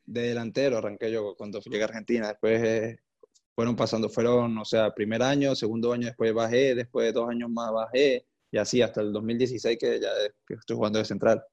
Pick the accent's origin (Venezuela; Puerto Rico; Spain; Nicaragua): Venezuela; San Cristóbal, Táchira; now in Porto, Portugal; nací en San Cristóbal, la Táchira en Venezuela. Ahorita me encuentro en Porto, en Portugal.